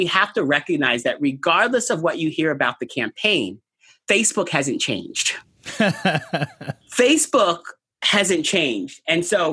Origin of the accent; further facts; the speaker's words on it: New York, United States; I'm a New Yorker.